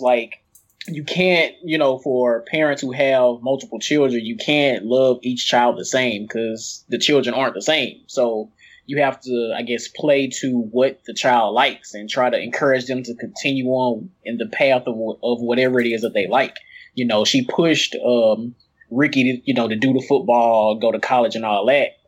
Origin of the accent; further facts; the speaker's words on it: East St. Louis, Illinois, United States; here in my hometown, um, for the past few years